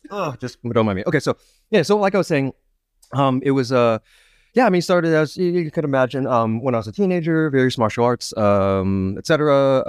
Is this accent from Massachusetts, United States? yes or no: no; Seattle, Washington, United States; now in New York City, United States; I grew up in Seattle, Washington, and then school, and then came over here. I've been here in New York City proper for about 10 years.